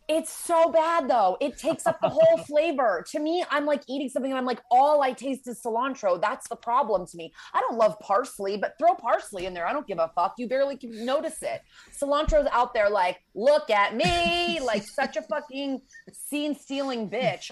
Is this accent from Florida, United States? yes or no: no; Connecticut, United States; now in Los Angeles, United States; I am from Connecticut